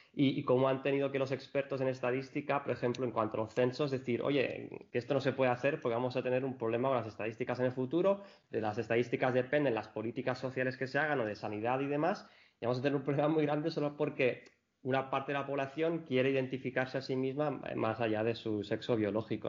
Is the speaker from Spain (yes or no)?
yes; Spain; como, como, españoles desde aquí